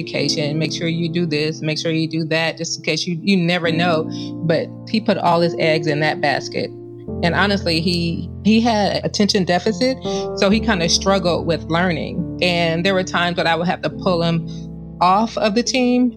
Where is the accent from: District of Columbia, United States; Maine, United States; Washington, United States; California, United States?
California, United States; Los Angeles; We are actually from Los Angeles